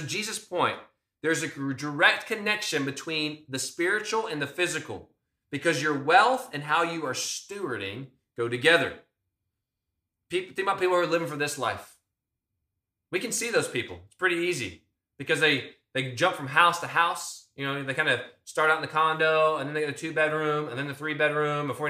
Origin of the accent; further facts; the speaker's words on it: United States; as American Christians